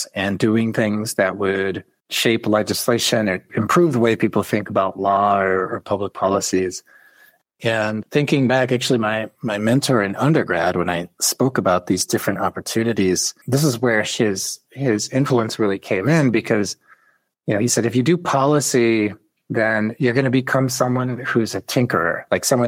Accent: Chicago, Illinois, United States; that I was part of growing up in Chicago

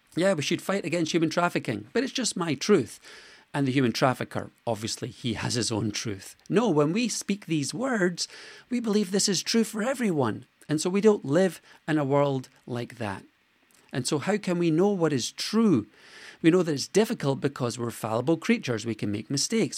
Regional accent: Scotland, United Kingdom; I was born in Scotland

